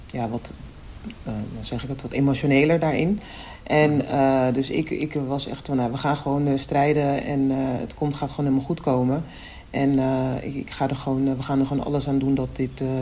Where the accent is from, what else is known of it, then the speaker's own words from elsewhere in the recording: Almere, Flevoland, Netherlands; ik kom uit Almere. Dat is gewoon een één ah. grote vlakte.